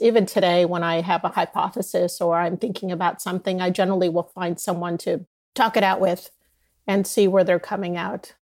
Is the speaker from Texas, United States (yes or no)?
no; Southern California, United States; moved away as an adult; also born or lived in New York / Dallas / Boston / Michigan; I grew up here in Southern California